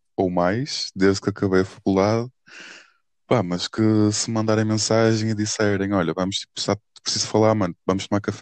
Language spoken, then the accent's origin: Portuguese; Porto, Norte, Portugal; moved away as an adult; now in Lisbon, Portugal; sou do Porto